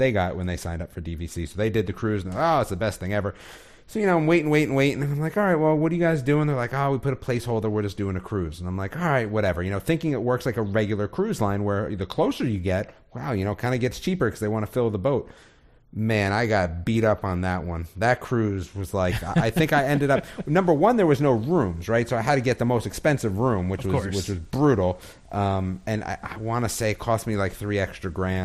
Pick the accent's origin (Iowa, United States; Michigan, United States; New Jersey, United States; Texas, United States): New Jersey, United States; I'm from New Jersey